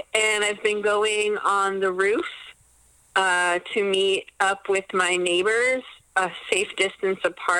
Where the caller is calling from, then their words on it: Los Angeles, California, United States; I'm calling from Los Angeles.